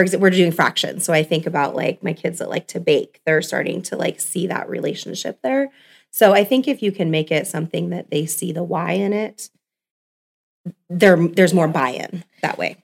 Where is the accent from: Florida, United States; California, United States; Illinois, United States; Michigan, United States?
California, United States; moved away as an adult; now in Scottsbluff, United States; I'm actually from California.